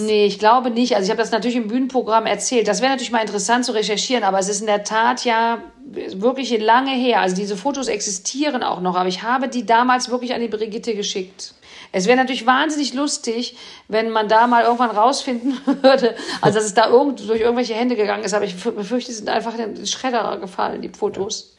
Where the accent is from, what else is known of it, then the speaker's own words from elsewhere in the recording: Cologne, North Rhine-Westphalia, Germany; sitzt man hier als Kölner